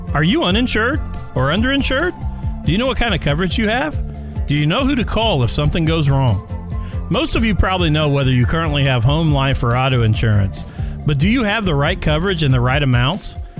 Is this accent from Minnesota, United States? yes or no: no; Illinois, United States; now in Indiana, United States; I grew up in Illinois and then got transplanted over to the Hoosier State as well